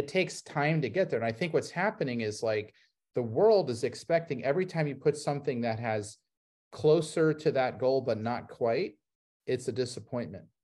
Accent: Ohio, United States; I grew up in Ohio

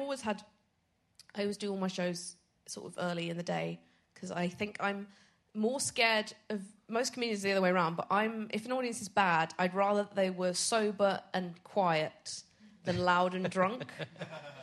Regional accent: Edinburgh, Scotland, United Kingdom; I'm from Edinburgh

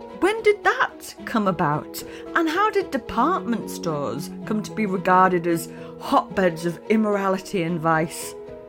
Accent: United Kingdom; As a Brit growing up in the UK

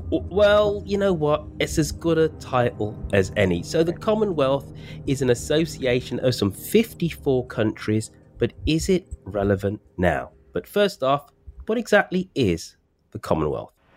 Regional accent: Birmingham, West Midlands, United Kingdom; my home city, my hometown of Birmingham

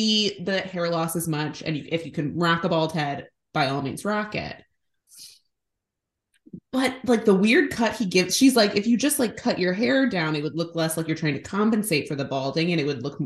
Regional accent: Chicago, Illinois, United States; we are from Chicago, not New Jersey

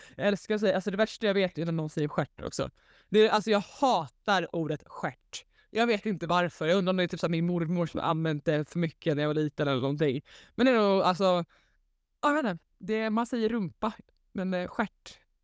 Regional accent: Svedala, Skåne, Sweden; Äntligen hemma i Slödala

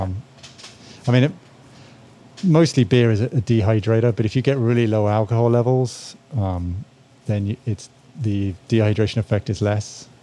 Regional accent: England, United Kingdom; moved away as an adult; now in United States; I'm from England originally

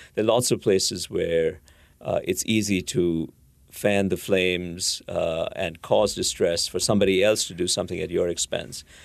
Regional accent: India; moved away; I grew up in India

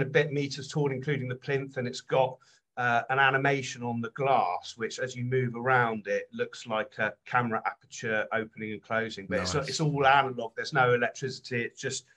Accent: Devon, South West England, United Kingdom; moved away as an adult; also born or lived in London; now in West Somerset, United Kingdom; I'm from Devon, actually, but I lived and studied in London for quite a while.

